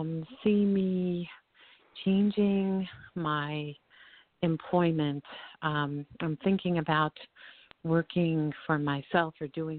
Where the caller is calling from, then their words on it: Colorado, United States; I'm calling from Colorado.